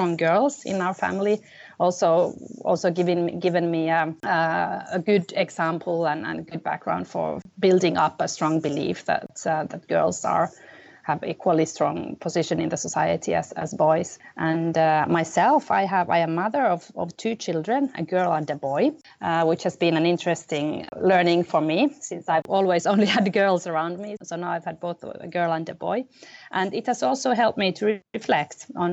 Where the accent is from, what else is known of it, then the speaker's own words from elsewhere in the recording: Finland; moved away; also born or lived in Middle East / India; I come from Finland, which is my home country and my country of nationality